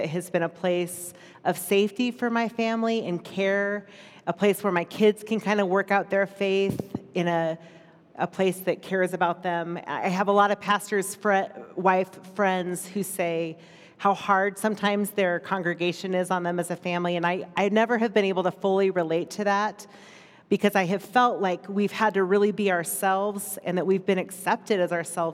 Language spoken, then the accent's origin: English; United States; being an American in this country